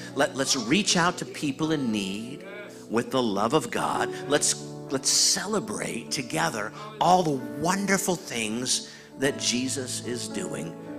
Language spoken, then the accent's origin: English; Iowa, United States; I was born in Iowa